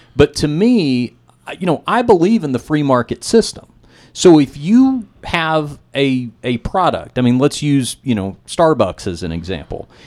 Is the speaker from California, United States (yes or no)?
no; Dallas, Texas, United States; my hometown of Dallas